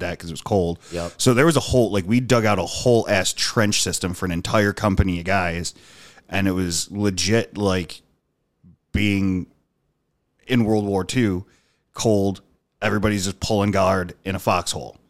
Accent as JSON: {"language": "English", "town": "Dunkirk", "region": "New York", "country": "United States", "tie": "born or raised there"}